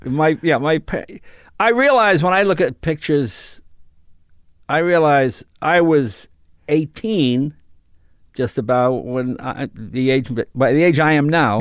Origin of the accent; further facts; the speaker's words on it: Andover, Massachusetts, United States; moved away as an adult; also born or lived in New York; Then we moved to Massachusetts.